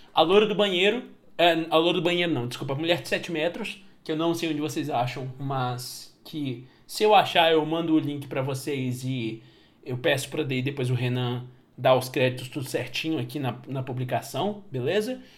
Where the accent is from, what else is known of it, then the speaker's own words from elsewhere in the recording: Patos de Minas, Minas Gerais, Brazil; na minha cidade natal, em Patos de Minas